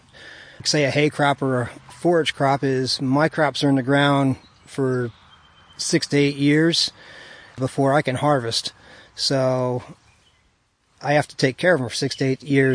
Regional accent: Jeffersonville, New York, United States; As a kid, I grew up in the Calicoon Jeff area

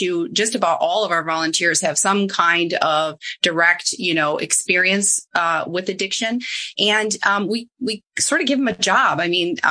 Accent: Midwest, United States; moved away; I say it PARI, I'm from the Midwest

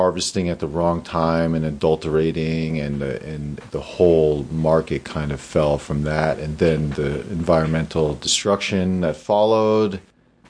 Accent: Damascus, Pennsylvania, United States; born or raised there

